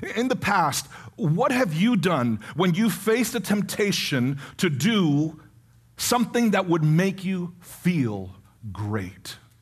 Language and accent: English; New York City, New York, United States; I was born in the Bronx